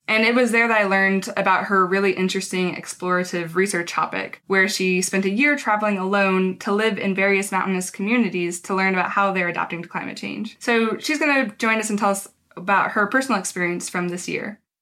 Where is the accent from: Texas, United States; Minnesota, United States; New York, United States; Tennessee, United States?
Texas, United States; a small town in; I actually grew up in a small town in Texas